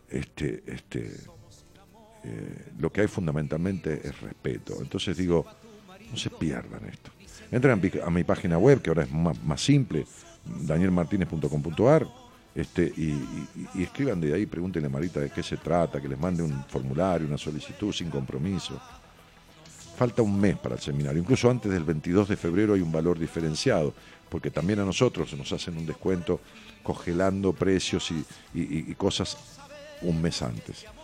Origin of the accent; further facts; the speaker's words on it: Quitilipi, Chaco, Argentina; etapa de estudiante en Resistencia Chaco y después por el destino de circunstancia de la vida volví a mi ciudad natal que es Kitilipi Chaco